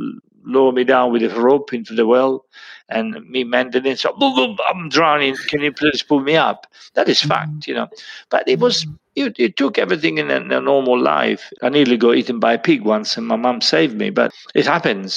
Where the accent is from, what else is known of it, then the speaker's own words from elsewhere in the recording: Montepulciano, Tuscany, Italy; moved away; I was born in 1952 in Montepulciano, which is Italy, and Tuscany